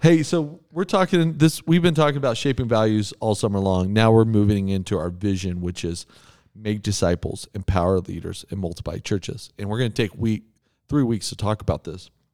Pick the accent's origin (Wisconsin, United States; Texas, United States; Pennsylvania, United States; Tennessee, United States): Texas, United States; Amarillo; now in Colorado, United States; I grew up in Amarillo, Texas